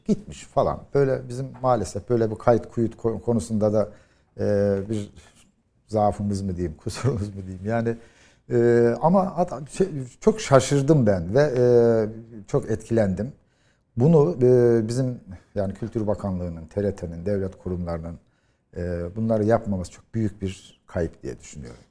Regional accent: Yozgat, Yozgat Province, Turkey; bir Yozgatlı olarak

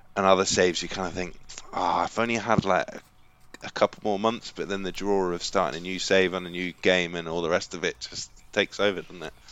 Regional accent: Kent, South East England, United Kingdom; I'm working class from Kent

